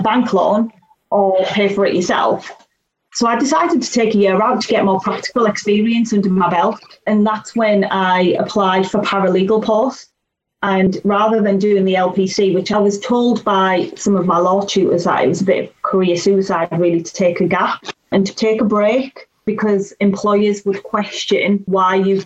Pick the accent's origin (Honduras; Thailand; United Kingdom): United Kingdom; Teesside, North East England; I was born in Teesside